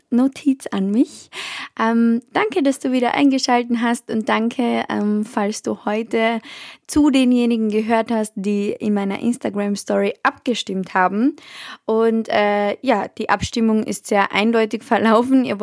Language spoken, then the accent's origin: German; Austria; ich weiß nicht, wie das zum Beispiel in Deutschland abläuft, aber bei uns in Österreich ist es so